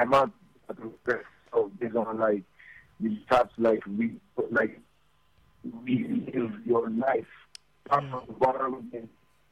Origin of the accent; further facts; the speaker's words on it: Lagos, Nigeria; on Lagos Island that I grew up on McCarthy Street